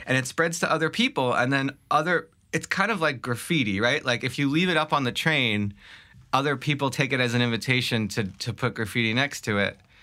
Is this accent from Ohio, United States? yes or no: no; Long Island, New York, United States; also born or lived in Staten Island / Brooklyn; I grew up, uh, from Brooklyn, from Staten Island to Brooklyn to Long Island.